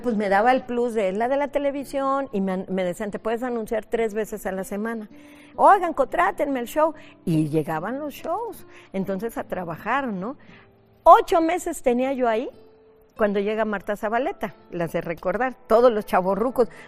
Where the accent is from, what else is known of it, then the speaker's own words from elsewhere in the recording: Veracruz, Mexico; moved away as an adult; now in Mexico City, Mexico; nací en Veracruz, Veracruz, en el heroico puerto de Veracruz. Viví hasta los 18 años allá, 17 más o menos. Y ya luego este, me vine a vivir a la Ciudad de México